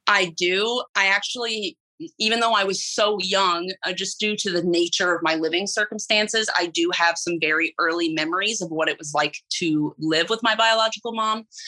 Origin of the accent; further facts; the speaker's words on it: Illinois, United States; I was raised in Illinois